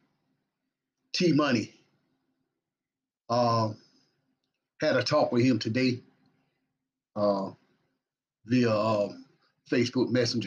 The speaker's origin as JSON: {"language": "English", "town": "Batesburg-Leesville", "region": "South Carolina", "country": "United States", "tie": "born or raised there", "said": "all of my family and friends right here in my hometown, Batesburg, Leesville"}